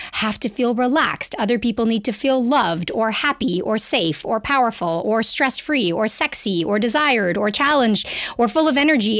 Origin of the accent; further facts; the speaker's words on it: Canada; accent: Canadian; now in Toronto, Canada; I'm a Canadian. You'll hear from my accent